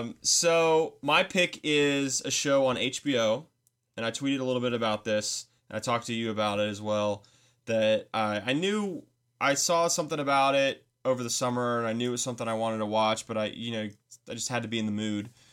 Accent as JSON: {"language": "English", "country": "United States", "said": "As an American"}